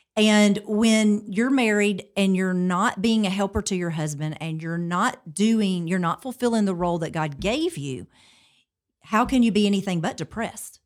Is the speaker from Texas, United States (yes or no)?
no; Montgomery, Alabama, United States; also born or lived in Pike Road, Alabama; I am from Montgomery, um, originally, and I live in Pike Road, so not far from there now